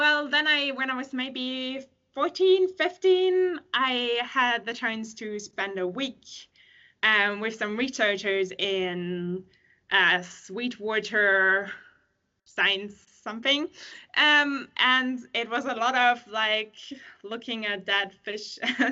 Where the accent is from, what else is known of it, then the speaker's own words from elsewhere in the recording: Germany; moved away as an adult; now in Sweden; I'm from Germany originally